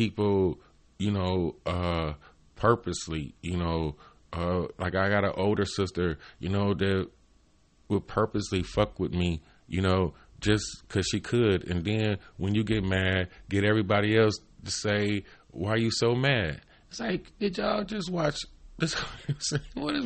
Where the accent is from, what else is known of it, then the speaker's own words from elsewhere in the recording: Cleveland, Ohio, United States; I'm from Cleveland, Ohio, East Cleveland